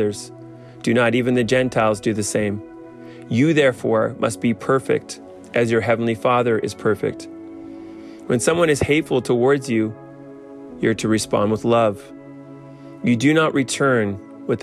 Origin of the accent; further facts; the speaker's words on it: Canada; As a Canadian